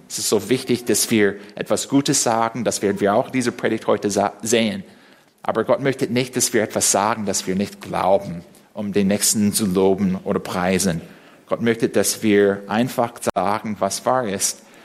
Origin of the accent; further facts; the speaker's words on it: United States; first language English; German is a second language; now in Berlin, Germany; als Amerikaner, der Englisch als Muttersprache spricht